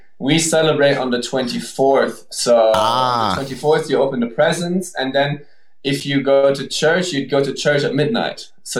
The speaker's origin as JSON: {"language": "English", "country": "Belgium", "tie": "born or raised there", "also_born_or_lived": "Germany", "second_language": "English", "moved": "yes", "said": "No, so I'm German, but I grew up in Belgium."}